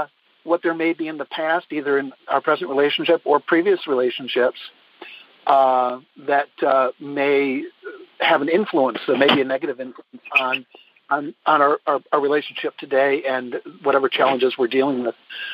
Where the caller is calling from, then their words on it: Middletown, Virginia, United States; Near Middletown, Virginia.